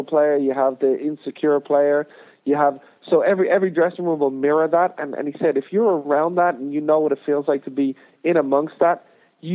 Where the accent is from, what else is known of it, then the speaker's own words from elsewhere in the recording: Ireland; moved away as an adult; also born or lived in United States; growing up in Ireland and playing in League of Ireland